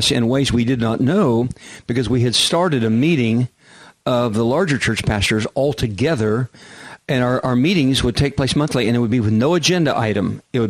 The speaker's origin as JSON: {"language": "English", "region": "Kansas", "country": "United States", "also_born_or_lived": "Oklahoma City, Oklahoma", "moved": "yes", "lives_now": "San Diego, United States", "said": "I lived in Oklahoma City at one point, and I'm from Kansas"}